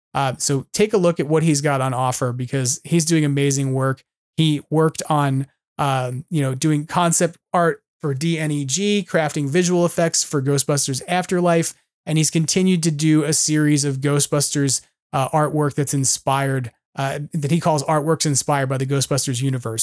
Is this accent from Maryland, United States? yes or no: no; California, United States; as a Californian